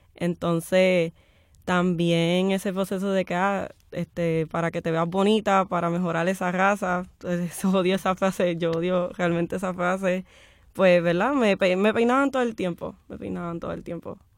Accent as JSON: {"language": "Spanish", "town": "Guayama", "country": "Puerto Rico", "moved": "yes", "said": "cuando yo regrese a Guayama"}